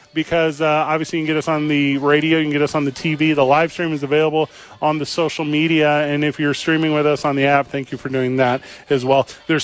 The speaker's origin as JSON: {"language": "English", "region": "Midwest", "country": "United States", "moved": "yes", "lives_now": "New Mexico, United States", "said": "Yeah, I'm from the Midwest"}